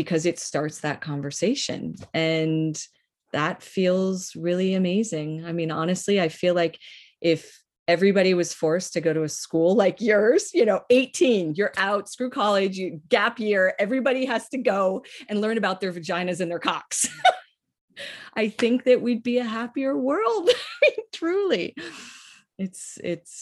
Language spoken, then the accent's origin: English; Northeast, United States; I'm from the Northeast